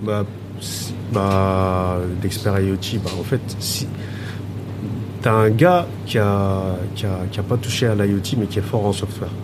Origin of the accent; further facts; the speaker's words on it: France; je suis né en France j'ai grandi en France